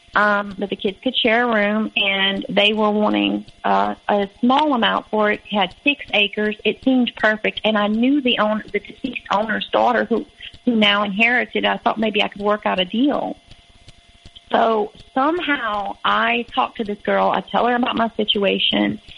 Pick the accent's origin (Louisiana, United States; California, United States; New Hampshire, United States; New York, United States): Louisiana, United States; moved away as an adult; I was from Louisiana